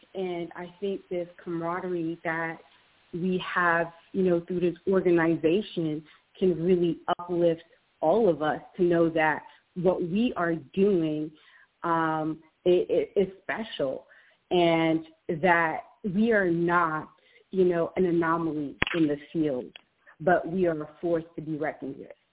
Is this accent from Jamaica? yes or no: yes; Jamaica; being Jamaican myself